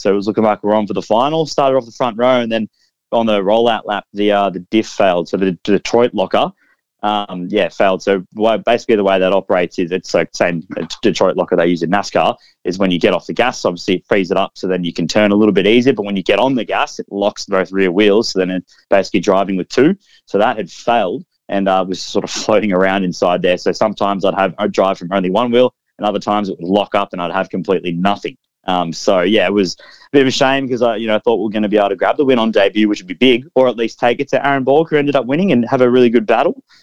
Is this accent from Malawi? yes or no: no; Melbourne, Victoria, Australia; I'm from Melbourne, so I got to test at Winton